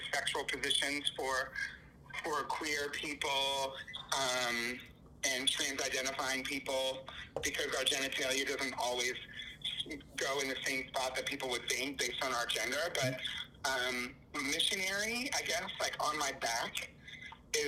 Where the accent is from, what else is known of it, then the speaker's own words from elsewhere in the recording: New York City, New York, United States; I'm from New York